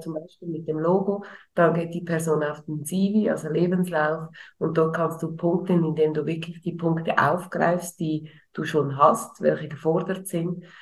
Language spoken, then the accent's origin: German; Switzerland; bei uns in der Schweiz